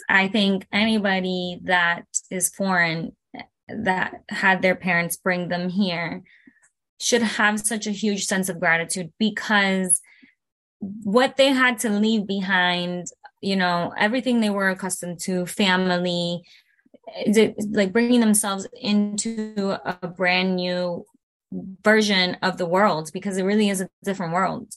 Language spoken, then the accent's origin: English; Broward County, Florida, United States; first language Spanish; English is a second language; also born or lived in Caracas, Venezuela / Miami, Florida; I was born in Venezuela, in the capital, uh, Caracas, and I came here when I was three years old. Um, we migrated to Miami, Florida. And after that, um, we went up to Broward